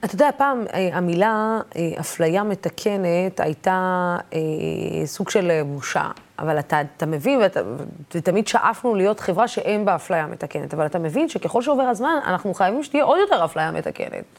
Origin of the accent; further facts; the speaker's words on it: periphery, Israel; בתור ילדה שגדלה בפריפריה